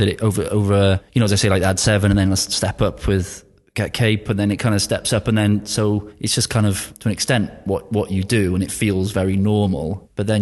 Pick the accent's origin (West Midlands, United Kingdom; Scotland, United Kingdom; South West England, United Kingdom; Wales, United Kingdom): Wales, United Kingdom; being Welsh